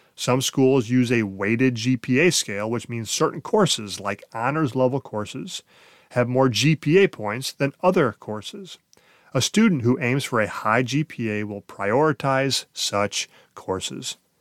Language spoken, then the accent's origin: English; Ohio, United States; also born or lived in Columbus, Ohio; my small Ohio hometown